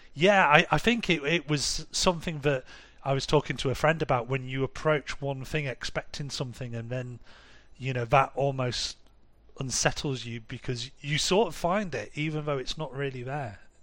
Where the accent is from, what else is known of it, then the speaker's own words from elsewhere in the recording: Harrogate, Yorkshire and the Humber, United Kingdom; moved away as an adult; now in Munich, Germany; in my hometown, which is quite a rich town in North Yorkshire called Harrogate